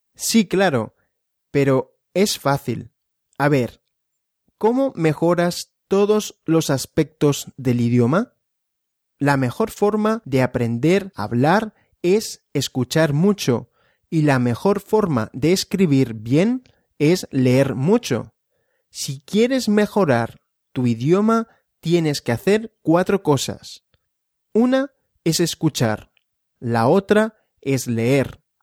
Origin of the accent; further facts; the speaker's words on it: Barcelona, Catalonia, Spain; Soy de Barcelona. Es una ciudad de Cataluña, en España.